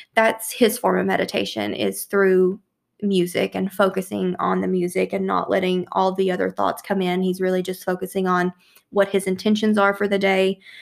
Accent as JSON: {"language": "English", "town": "Louisville", "region": "Kentucky", "country": "United States", "tie": "born or raised there", "said": "here in, in my hometown of Louisville"}